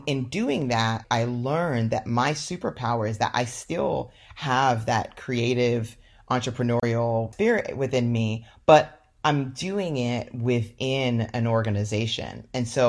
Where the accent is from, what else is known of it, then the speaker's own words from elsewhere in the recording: Nigeria; also born or lived in London, United Kingdom; now in United States; You know, I'm Nigerian by birth and grew up as a Nigerian immigrant in Western countries. So one in London, England, where I was born, and then moved to the United States.